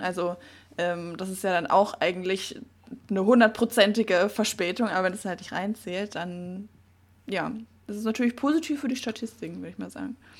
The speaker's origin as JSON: {"language": "German", "area": "the Southwest", "region": "southwest Germany", "country": "Germany", "tie": "born or raised there", "moved": "yes", "said": "von meiner Heimat aus, also Südwesten"}